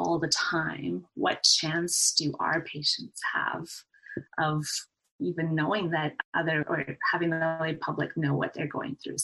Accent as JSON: {"language": "English", "country": "Canada", "said": "I finished my degree at the University of Alberta in Edmonton, Canada, so I'm a Canadian"}